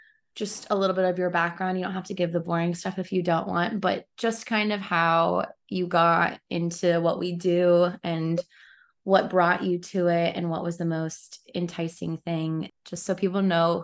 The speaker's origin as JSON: {"language": "English", "region": "Kansas", "country": "United States", "tie": "born or raised there", "moved": "yes", "said": "I grew up in Kansas"}